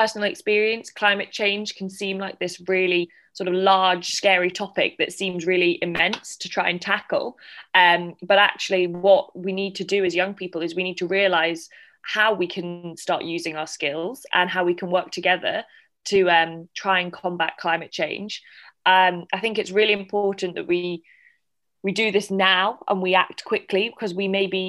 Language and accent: English; Scotland, United Kingdom; I'm a student from Scotland